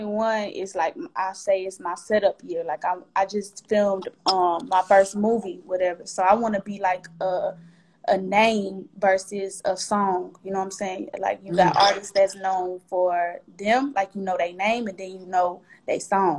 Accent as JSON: {"language": "English", "town": "Atlanta", "region": "Georgia", "country": "United States", "tie": "born or raised there"}